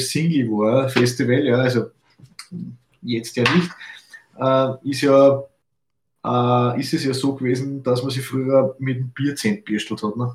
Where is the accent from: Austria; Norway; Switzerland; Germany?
Austria; Fichtenmoped so, so, sagt man bei uns in Österreich. Ne? Fichtenmoped.